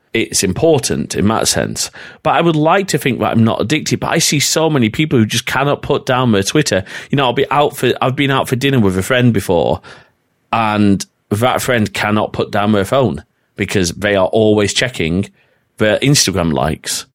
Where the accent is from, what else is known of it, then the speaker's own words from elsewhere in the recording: North West England, United Kingdom; accent: northern; also born or lived in Preston; my northern accent's coming out here quite a bit